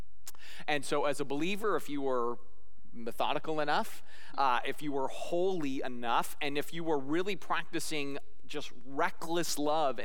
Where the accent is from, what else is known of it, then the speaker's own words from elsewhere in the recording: Scotland, United Kingdom; I'm Scottish